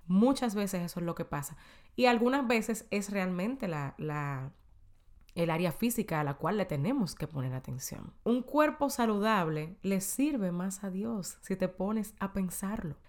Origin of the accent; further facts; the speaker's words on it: Dominican Republic; moved away as an adult; en mi país, en República Dominicana, antes de yo mudarme para acá.